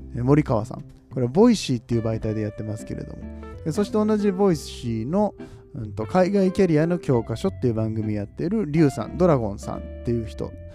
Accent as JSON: {"language": "Japanese", "town": "Nagoya", "region": "Aichi", "country": "Japan", "tie": "born or raised there", "accent": "Nagoya-ben", "said": "名古屋出身"}